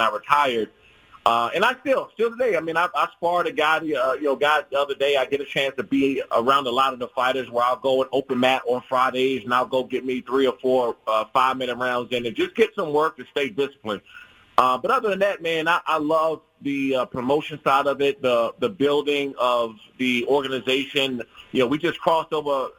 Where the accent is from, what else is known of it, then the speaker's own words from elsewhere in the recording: Prince George's County, DMV area, Maryland, United States; I grew up in the Prince George's County and DMV area where the boxing was prevalent